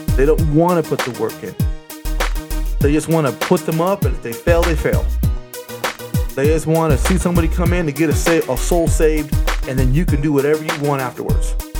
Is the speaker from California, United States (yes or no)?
yes; California, United States; moved away as an adult; now in Las Vegas, United States; I was from California